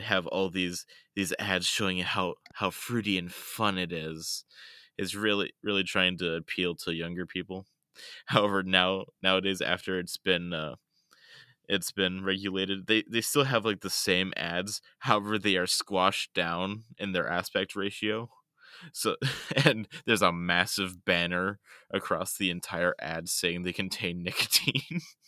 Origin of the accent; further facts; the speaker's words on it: United States; being a rural American